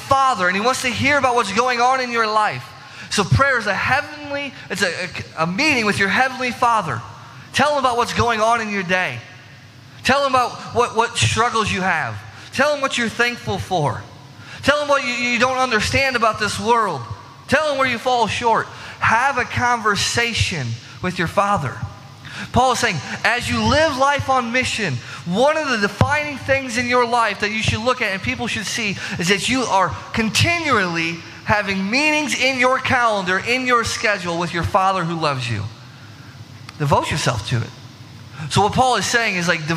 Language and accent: English; Illinois, United States; growing up in Illinois